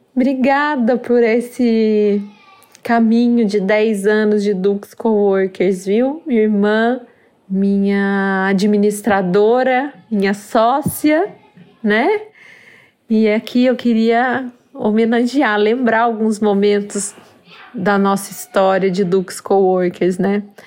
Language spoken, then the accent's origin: Portuguese; Brazil